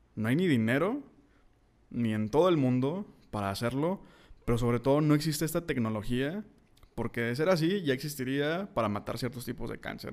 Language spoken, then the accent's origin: Spanish; Monterrey, Nuevo León, Mexico; soy de Monterrey